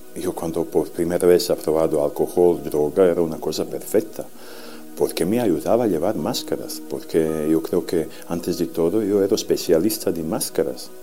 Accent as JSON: {"language": "Spanish", "country": "Serbia", "tie": "born or raised there", "second_language": "Spanish", "moved": "yes", "said": "soy de Serbia"}